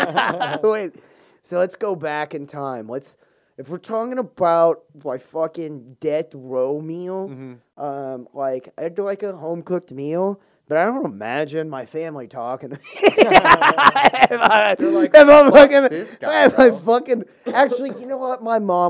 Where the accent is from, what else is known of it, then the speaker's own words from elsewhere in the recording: the South, United States; accent: southern; If I take like four drinks, and that's when my southern accent kind of comes out.